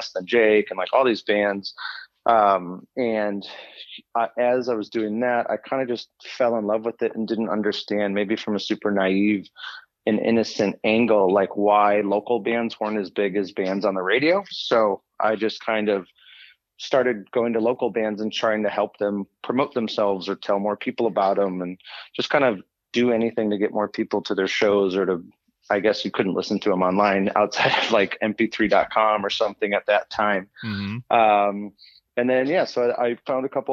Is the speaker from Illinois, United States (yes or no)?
yes; Des Plaines, Illinois, United States; grew up in Des Plaines.